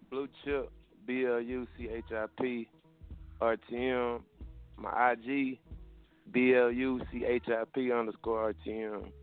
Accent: Dallas, Texas, United States; now in Pittsburgh, United States; I'm calling from Pittsburgh, but I'm from Dallas though. I just moved out here.

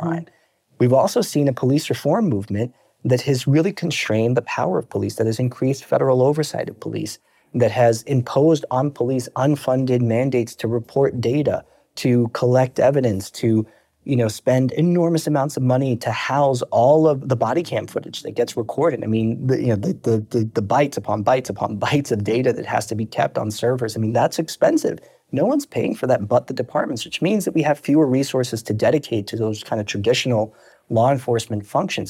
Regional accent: New York City, New York, United States; also born or lived in Brooklyn / Long Island; I'm originally born and raised in New York.

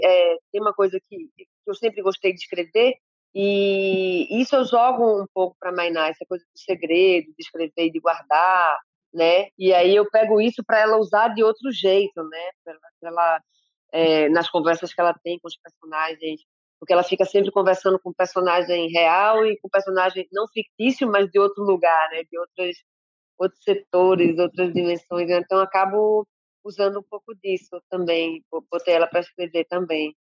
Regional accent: Recife, Pernambuco, Brazil; also born or lived in Salvador, Bahia; os sete anos que eu fui para Recife

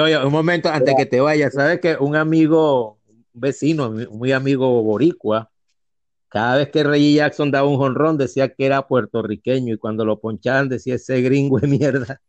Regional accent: Venezuela; also born or lived in Spain; yo soy, un venezolano que nació en España, pero ni me acuerdo de España. Yo soy muy venezolano

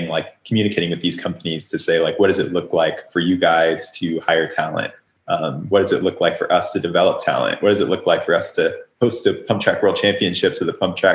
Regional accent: Oklahoma, United States; moved away; also born or lived in California; when I was growing up in Oklahoma

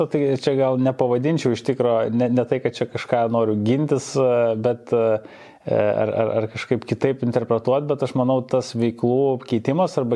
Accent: Panevėžys, Panevėžys County, Lithuania; Aš augau Panevežėje.

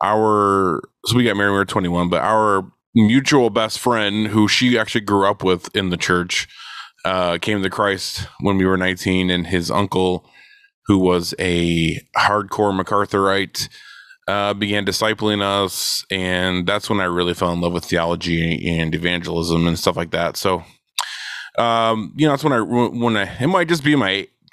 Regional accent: Northwest Indiana, United States; moved away as an adult; also born or lived in Michigan; now in Arizona, United States; I was originally from Michigan, but I actually grew up in Northwest Indiana, about 30 miles southeast of downtown Chicago.

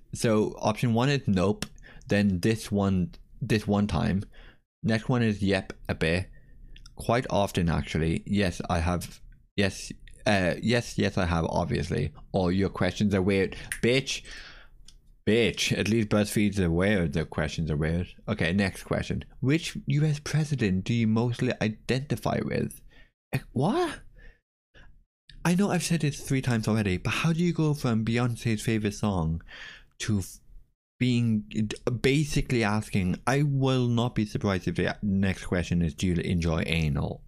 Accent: Ireland; As an Irish person

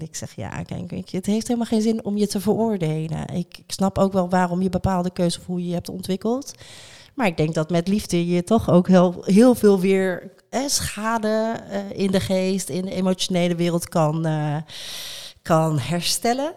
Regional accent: Rotterdam, South Holland, Netherlands; wij zelf als Rotterdammers

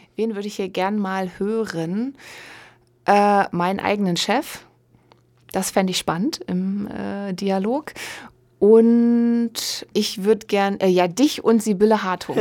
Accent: Osnabrück, Lower Saxony, Germany; Ich komme gebürtig aus Osnabrück

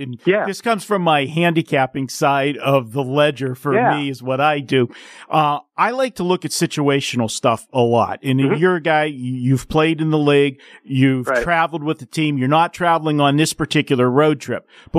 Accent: Pittsburgh, Pennsylvania, United States; moved away as an adult; now in Las Vegas, United States; my hometown team, the Pittsburgh Penguins.

